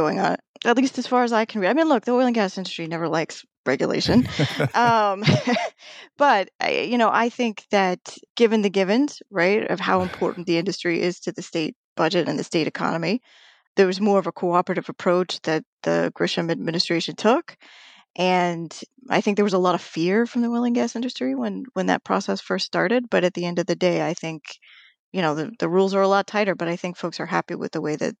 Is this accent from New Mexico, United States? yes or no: yes; New Mexico, United States; I was born in New Mexico, so great love for the land of enchantment.